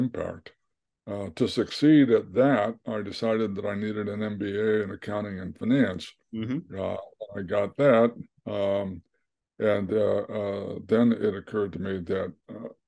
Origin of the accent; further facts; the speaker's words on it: West Virginia, United States; moved away; also born or lived in Kansas City, Missouri; grew up in West Virginia, in a very working class family